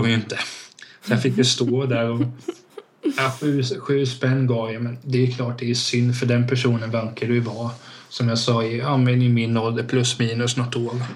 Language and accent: Swedish; Hultsfred, Kalmar County, Sweden; i Hultsfred där jag växte upp